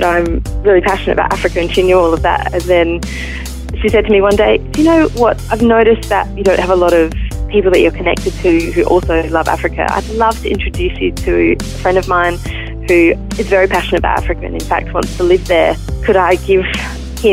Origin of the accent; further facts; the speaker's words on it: Adelaide, South Australia, Australia; I was born in Adelaide, in the northeast of Adelaide. I was lucky enough to grow up in a Christian home